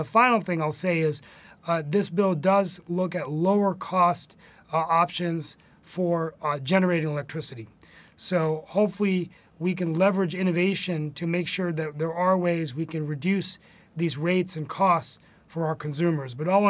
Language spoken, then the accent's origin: English; West Virginia, United States; my home state of West Virginia.